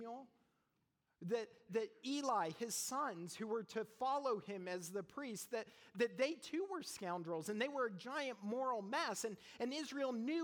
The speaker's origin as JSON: {"language": "English", "country": "Canada", "moved": "yes", "lives_now": "United States", "said": "I'm Canadian."}